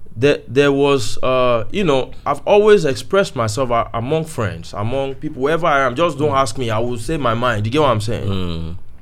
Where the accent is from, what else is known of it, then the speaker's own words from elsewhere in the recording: Oyo, Nigeria; moved away; also born or lived in South Africa; before I left home, I, I was from Oyo